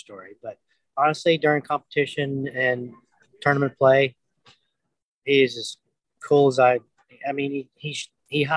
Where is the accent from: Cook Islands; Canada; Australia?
Canada; Moose Jaw, Saskatchewan; also born or lived in Moss Bank; I was born in Moose Jaw, grew up on, in, you know, a farm about 20 miles out of Moss Bank